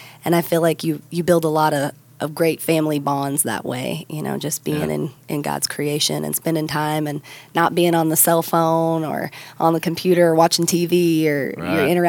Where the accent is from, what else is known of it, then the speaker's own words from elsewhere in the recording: Missouri, United States; Well, I grew up in the Ozark Mountains in southwest Missouri, a little teeny tiny town of 4,000 people. My parents have a turf and cattle farm.